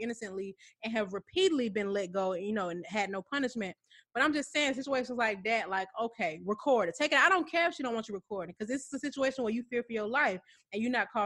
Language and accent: English; Atlanta, Georgia, United States; I'm from Atlanta